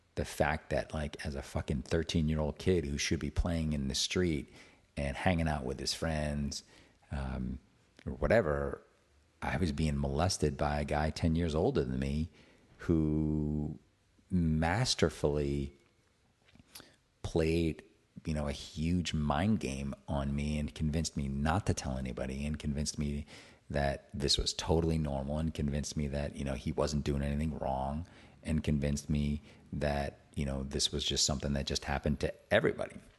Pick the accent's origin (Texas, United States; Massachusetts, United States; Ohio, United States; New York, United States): Massachusetts, United States; Attleboro; I grew up in Attleboro, Massachusetts